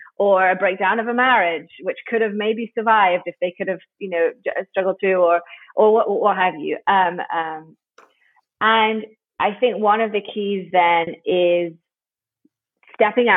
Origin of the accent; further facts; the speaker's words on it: United Kingdom; now in United States; I'm British